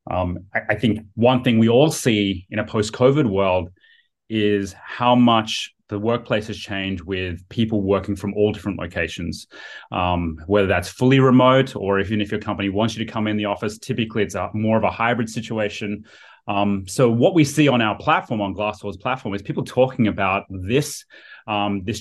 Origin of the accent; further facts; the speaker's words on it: Sydney, New South Wales, Australia; moved away as an adult; also born or lived in United States; now in San Francisco, United States; I was from Sydney. From yeah, Sydney, yeah, yeah. Um, near yeah, right on the east coast of um, very close to Bondi Beach.